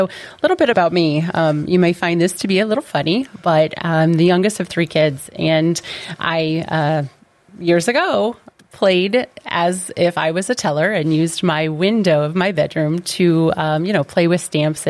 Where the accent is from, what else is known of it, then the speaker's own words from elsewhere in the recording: Middle Point, Ohio, United States; from Middle Point, Ohio.